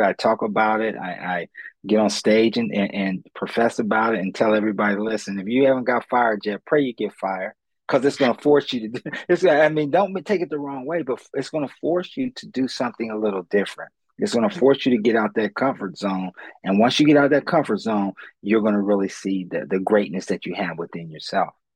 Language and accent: English; Columbus, Ohio, United States; I'm born and raised in Columbus, Ohio